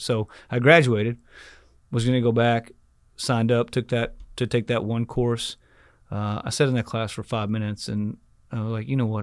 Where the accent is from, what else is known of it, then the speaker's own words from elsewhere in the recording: Rockwall, Texas, United States; also born or lived in Dallas, Texas; I grew up in Rockwall.